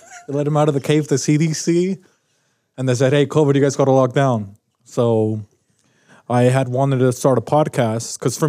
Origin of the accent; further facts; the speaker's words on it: Mexico City, Mexico; now in Utah, United States; I'm from Mexico City, Mexico. And then I just lived here in Utah.